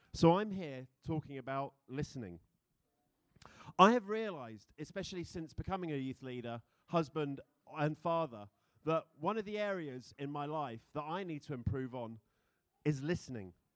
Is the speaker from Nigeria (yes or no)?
no; United Kingdom; accent: British; now in United States; being a Brit in America